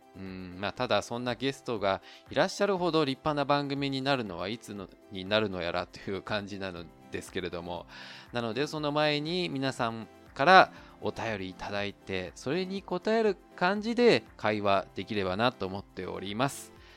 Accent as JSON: {"language": "Japanese", "region": "Osaka", "country": "Japan", "tie": "born or raised there", "moved": "as an adult", "lives_now": "Taiwan", "said": "自分が大阪出身"}